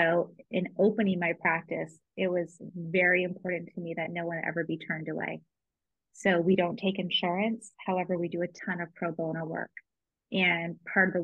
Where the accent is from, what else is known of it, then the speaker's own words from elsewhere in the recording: Dover, New Hampshire, United States; born and raised in Dover, New Hampshire